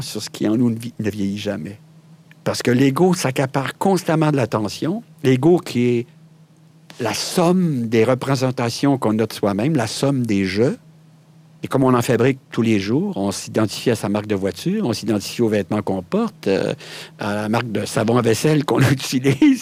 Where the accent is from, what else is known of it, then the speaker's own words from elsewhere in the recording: Quebec, Canada; chez nous, au Québec, on a une expression qui dit « Je me pète les bretelles »